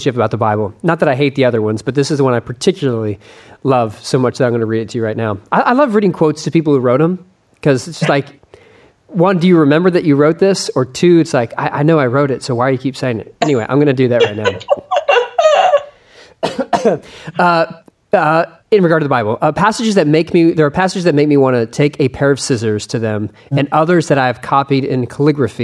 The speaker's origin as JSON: {"language": "English", "region": "Texas", "country": "United States", "said": "as a Texan"}